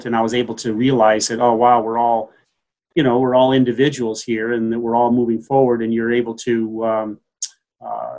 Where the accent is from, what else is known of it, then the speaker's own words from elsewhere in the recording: Davenport, Iowa, United States; moved away as an adult; also born or lived in Staunton, Virginia; now in Saranac Lake, United States; I was born in Davenport, Iowa. So, and I went to school in the Midwest. So I was a Midwesterner in my formative years